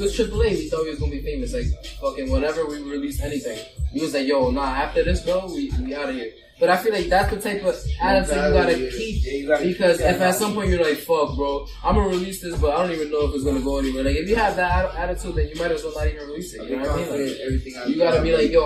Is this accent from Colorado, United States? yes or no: no; Allentown, Pennsylvania, United States; also born or lived in Brooklyn, New York; I was raised mostly in Allentown